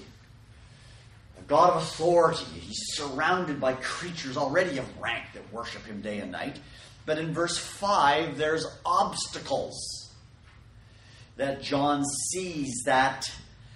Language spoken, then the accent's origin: English; Canada; now in California, United States; I grew up in Canada